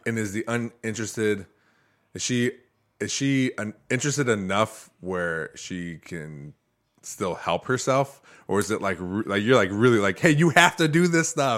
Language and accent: English; Toledo, Ohio, United States; I grew up in Toledo